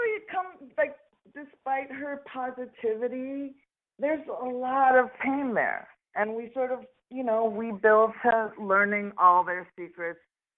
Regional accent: United States; Well, also just as an American, I wish it weren't on the nose.

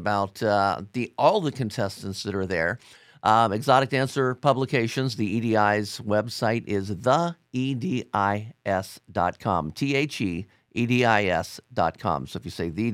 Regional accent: Ohio, United States; Ohio, my home state

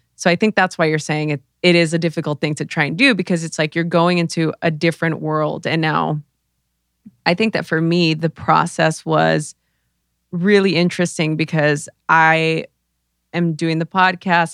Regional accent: Los Angeles, California, United States; I grew up in East LA during the LA riots

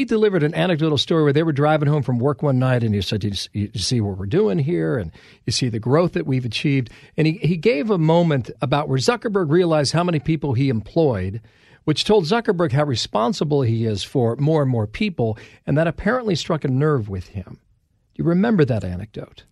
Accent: Cincinnati, Ohio, United States; moved away; I'm from Ohio, Cincinnati

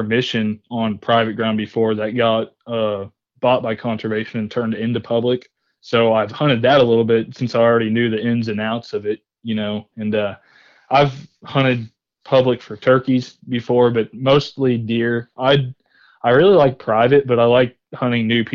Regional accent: St. Mary, Missouri, United States; also born or lived in Perryville, Missouri; I'm from Southeast Missouri, a little town called Perryville. Grew up a little bit north of it in a smaller town called St. Mary.

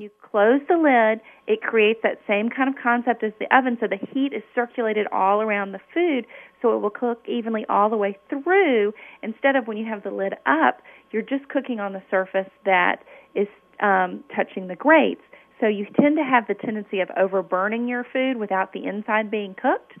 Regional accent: Memphis, Tennessee, United States; I grew up in Memphis, Tennessee, which is the land of barbecue.

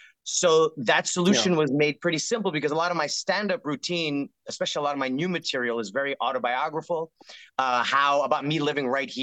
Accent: Canada; moved away as an adult; now in California, United States; But even though on my resume it says Canadian passport

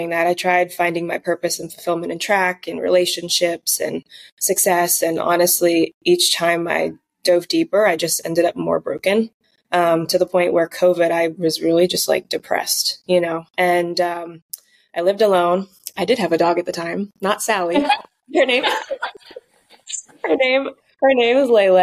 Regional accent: New Jersey, United States; I grew up in New Jersey, one of four children.

